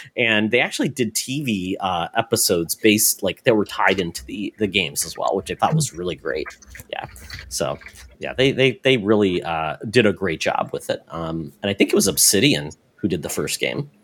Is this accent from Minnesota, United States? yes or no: yes; Minnesota, United States; I'm from Minnesota